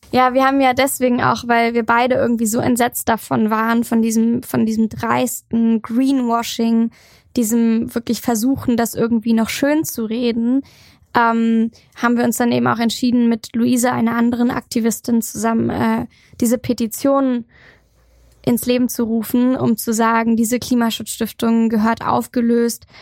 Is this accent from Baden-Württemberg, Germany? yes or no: no; Schwerin, Mecklenburg-Vorpommern, Germany; Also ich komme aus Schwerin, bin da gebürtig und, und auch aufgewachsen